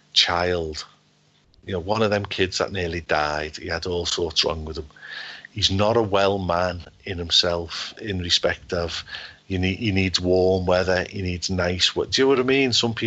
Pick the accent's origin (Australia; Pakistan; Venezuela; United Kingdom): United Kingdom; Liverpool, North West England; accent: Scouse; as I'm a Scouser, yeah? Born and bred in Liverpool